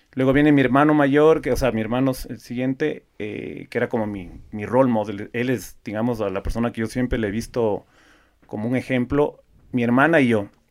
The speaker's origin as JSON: {"language": "Spanish", "country": "Ecuador", "tie": "born or raised there", "said": "yo soy el típico ecuatoriano nacido en Ecuador, que mis papás son ecuatorianos"}